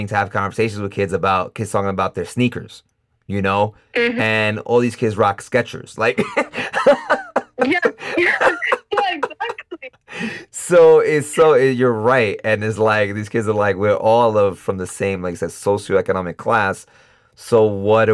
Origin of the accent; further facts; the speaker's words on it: New York, United States; moved away as an adult; now in Costa Rica; I'm from New York